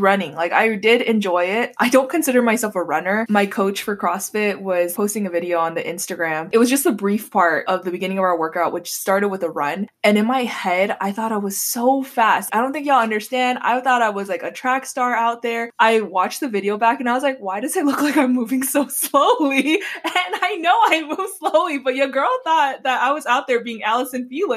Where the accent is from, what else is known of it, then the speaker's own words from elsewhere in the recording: Hawaii, United States; moved away; I grew up in Hawaii and we eat Spam, eggs, and rice for breakfast